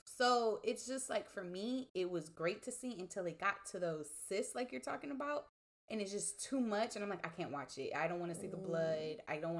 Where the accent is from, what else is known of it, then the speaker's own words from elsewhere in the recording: Houston, Texas, United States; also born or lived in Austin, Texas / Beaumont, Texas; Because I moved around between Austin, Beaumont, and Houston.